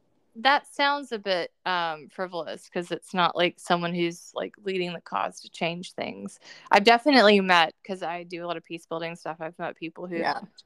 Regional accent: the South, United States; I grew up in the South

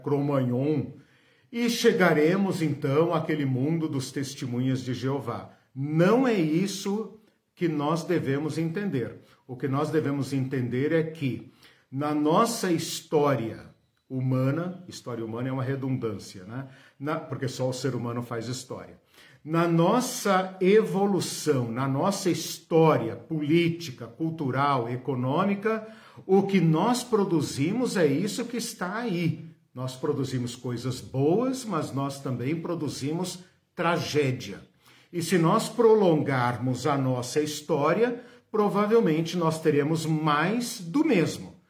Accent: Brazil; nós que somos brasileiros, ocidentais, latino-americanos

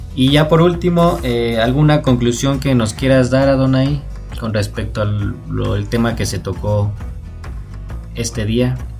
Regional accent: Mexico; como buen mexicano

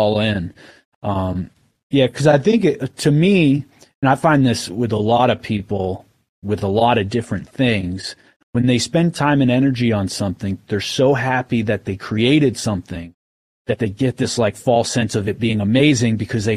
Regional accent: Maine, United States; also born or lived in Oklahoma; we're from Maine.

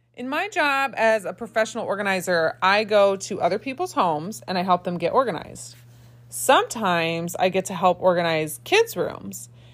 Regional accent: Indiana, United States; now in Michigan, United States; I grew up in Indiana

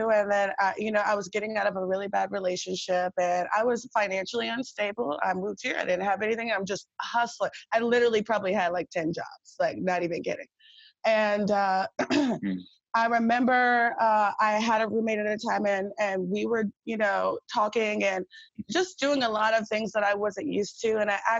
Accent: Virginia Beach, Virginia, United States; I'm from Virginia too. I'm from Virginia Beach.

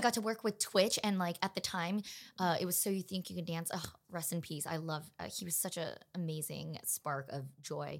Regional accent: Los Angeles, California, United States; also born or lived in Pasadena; I am born and raised in Los Angeles, California

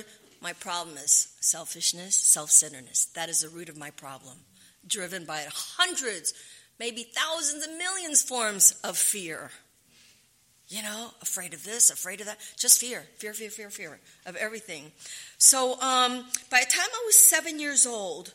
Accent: Panama; moved away; also born or lived in San Fernando; I was born in Panama.

